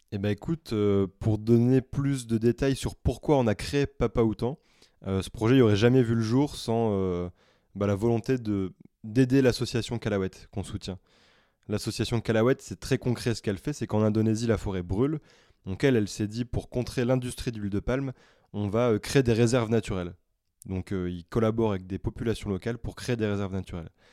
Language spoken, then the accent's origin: French; the Nord, Hauts-de-France, France; moved away; je suis rentré chez moi dans le Nord